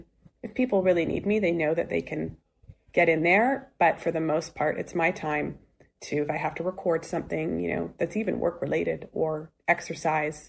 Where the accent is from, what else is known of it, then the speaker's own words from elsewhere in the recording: West Coast, United States; I am from the West Coast